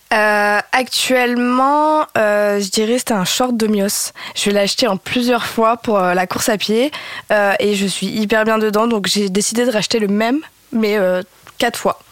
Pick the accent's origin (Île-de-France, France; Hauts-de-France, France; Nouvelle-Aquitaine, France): Hauts-de-France, France; Lille; also born or lived in Réunion; Je suis originaire de Lille et j'ai passé, euh, j'y ai passé 20 ans de ma vie